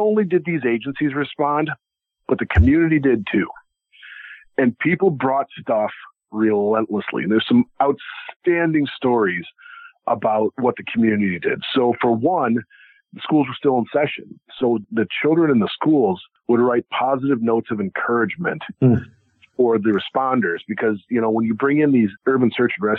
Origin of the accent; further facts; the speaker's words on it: Iowa, United States; I grew up in Iowa. Or I still live in Iowa